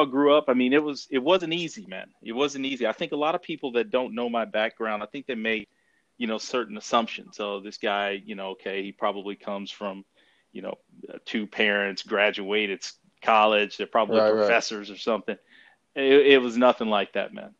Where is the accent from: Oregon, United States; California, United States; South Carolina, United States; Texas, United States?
Texas, United States; Commerce; also born or lived in Denton, Texas; I grew up in a small town about an hour northeast of Dallas, Texas, called Commerce, Texas.